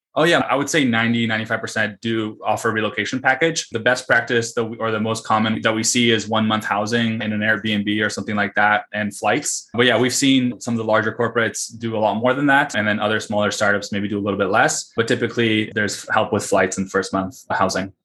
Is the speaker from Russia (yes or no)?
yes; Russia; moved away; I was born in the Soviet Union and Russia